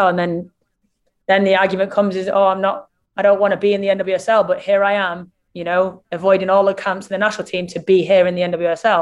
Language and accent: English; England, United Kingdom; me being English